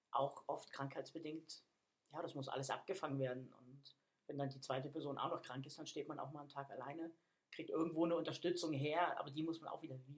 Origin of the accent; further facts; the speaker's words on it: Hamburg, Germany; also born or lived in Berlin / Bavaria; Ich sag mal, ich komme eigentlich aus Hamburg, was nicht ganz stimmt, weil ich